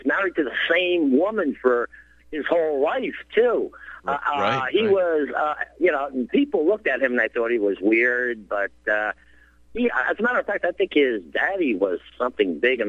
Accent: New Jersey, United States; now in West Virginia, United States; I was born and raised in New Jersey.

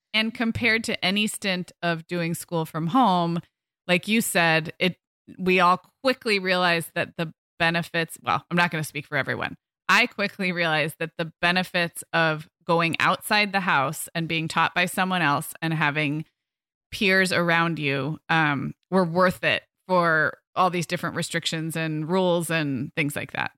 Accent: Santa Barbara, California, United States; moved away; we moved our family um up to back to my hometown in july

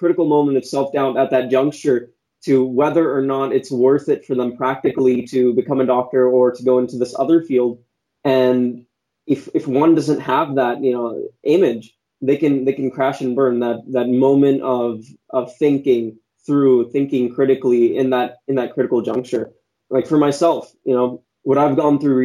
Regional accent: San Jose, California, United States; So I was born and raised in San Jose, California

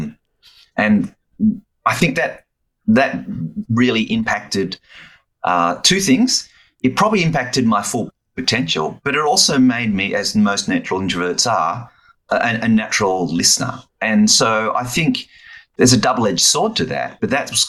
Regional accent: Melbourne, Victoria, Australia; I grew up in Melbourne

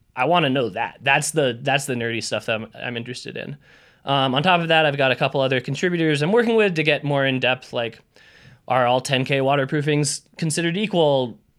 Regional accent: Idaho, United States; I grew up in Idaho.

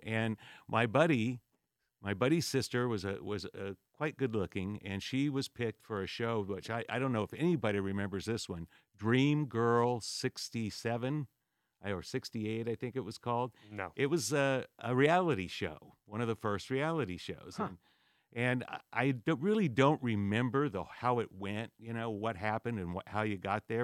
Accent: Whittier, California, United States; also born or lived in San Diego, California; Born and raised in Whittier, California, till I was uh, 17

